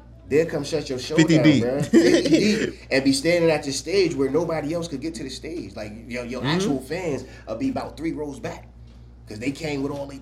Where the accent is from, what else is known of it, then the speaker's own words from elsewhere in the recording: Newark, New Jersey, United States; now in Buffalo, United States; I was born in North.